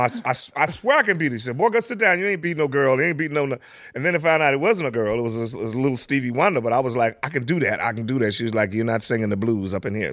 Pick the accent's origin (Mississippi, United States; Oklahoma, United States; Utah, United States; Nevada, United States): Oklahoma, United States; Tulsa; also born or lived in Langston, Oklahoma; Tulsa is where I grew up